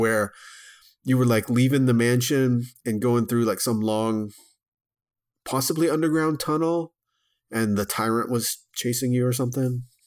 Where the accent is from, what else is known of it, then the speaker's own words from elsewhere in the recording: Texarkana, Texas, United States; my hometown of, uh, Texarkana, Texas